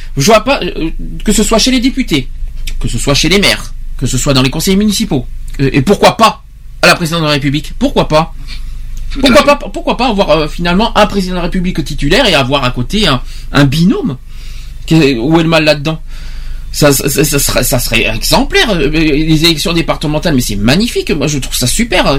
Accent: Nouvelle-Aquitaine, France; chez nous en Aquitaine

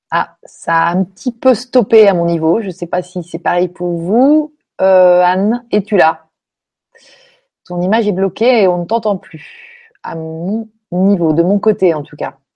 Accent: France

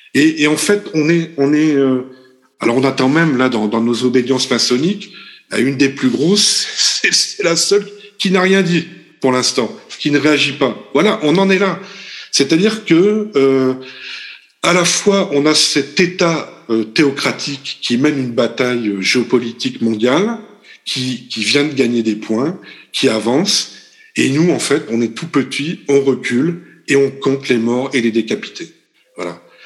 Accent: France; nous, français, puisque nous sommes français pour l'instant en fait

